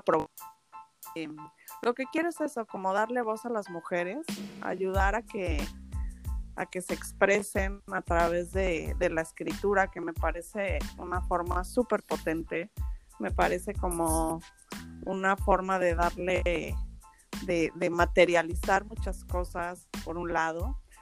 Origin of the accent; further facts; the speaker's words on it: Mexico City, Mexico; moved away as an adult; also born or lived in Madrid, Spain; yo nací en Madrid y después me vine a vivir a, a la Ciudad de México, me fui a vivir a la Ciudad de México con mis papás a los 8 años y allí viví 17 años